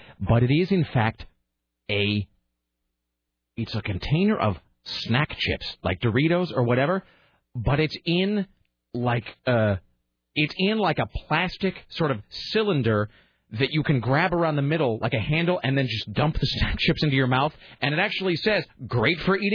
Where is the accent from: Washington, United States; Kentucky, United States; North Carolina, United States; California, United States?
Washington, United States; Kennewick; moved away; also born or lived in Spokane; growing up in Kennewick and then later on in Spokane and later on in various other cities